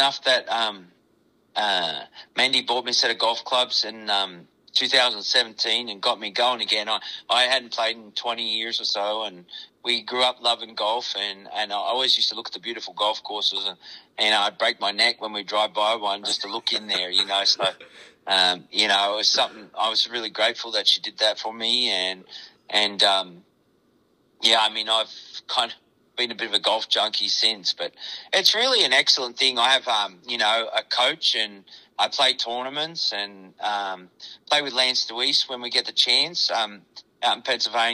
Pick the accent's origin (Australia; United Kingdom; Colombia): Australia; now in Iowa, United States; I'm Australian